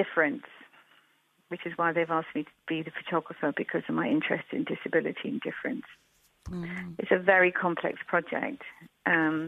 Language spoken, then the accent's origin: English; Brighton, South East England, United Kingdom; moved away as an adult; now in Devon, United Kingdom; I grew up in Brighton